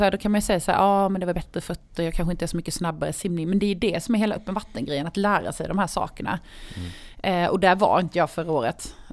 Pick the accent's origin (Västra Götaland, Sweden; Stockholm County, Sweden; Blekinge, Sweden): Blekinge, Sweden; Karlshamn; Det är hemma i Karlshamn.